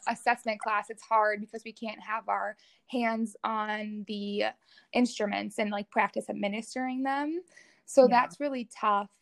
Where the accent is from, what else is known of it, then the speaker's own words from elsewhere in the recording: Rogers, Minnesota, United States; I grew up in uh, Rogers, Minnesota, which is just outside like the Twin Cities area